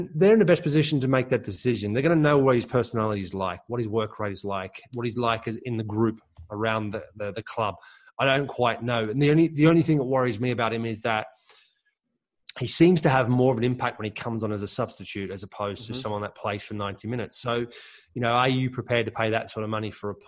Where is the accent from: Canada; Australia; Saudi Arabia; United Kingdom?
Australia; I was born in Australia, but of German parents, and I grew up